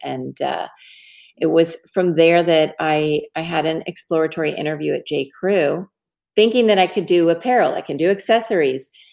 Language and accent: English; Dallas, Texas, United States; I'm from Dallas